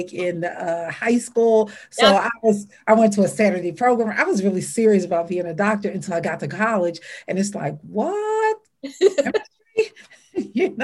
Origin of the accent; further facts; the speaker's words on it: Philadelphia, Pennsylvania, United States; moved away as an adult; now in Pittsburgh, United States; I was born and raised in North Philadelphia